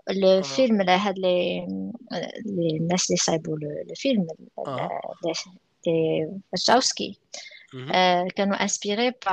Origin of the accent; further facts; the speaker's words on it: Morocco; حنا مغاربه في راسنا شويه تنميلو للنيت في هاد القضيه